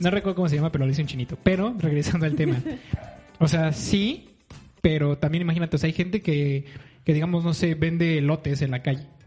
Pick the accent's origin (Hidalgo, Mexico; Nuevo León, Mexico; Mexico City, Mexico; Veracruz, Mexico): Mexico City, Mexico; Yo soy chilango.